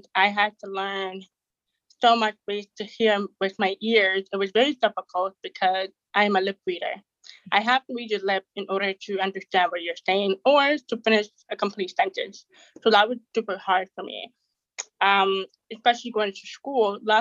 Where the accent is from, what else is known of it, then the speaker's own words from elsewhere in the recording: Toronto, Ontario, Canada; also born or lived in Jamaica; I'm from Canada, Toronto, and I'm 23